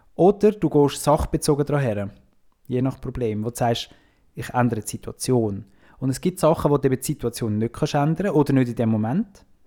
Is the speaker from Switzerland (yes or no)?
yes; Switzerland; als Schweizer sind wir uns halt gewöhnt, dass immer alles rund läuft